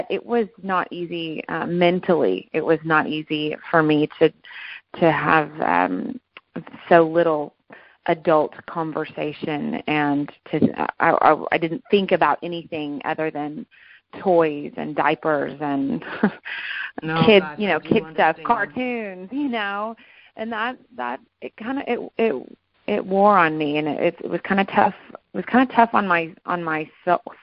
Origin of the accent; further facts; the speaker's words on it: McKinney, Texas, United States; also born or lived in Fort Worth, Texas; I was born and raised here in McKinney, Texas